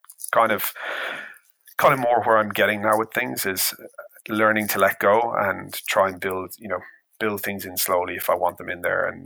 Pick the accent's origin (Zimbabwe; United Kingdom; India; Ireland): Ireland; I'm Irish